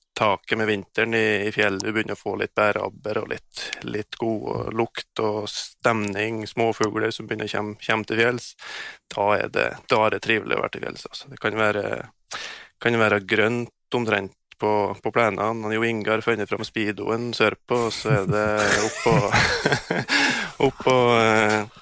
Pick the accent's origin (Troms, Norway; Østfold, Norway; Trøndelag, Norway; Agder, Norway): Troms, Norway; Dividalen; also born or lived in Hedmark; Jeg har vokst opp på Frihetsløa innst inne i Dividalen